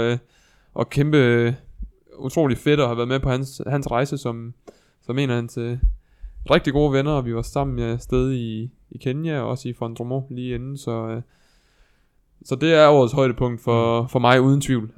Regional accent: Viborg, Central Denmark Region, Denmark; der, hvor jeg er fra i Viborg

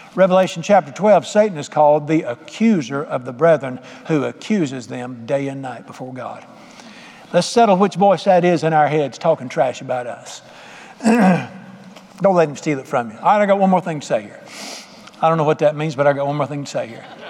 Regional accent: Charlotte, North Carolina, United States; moved away as an adult; I grew up in Charlotte

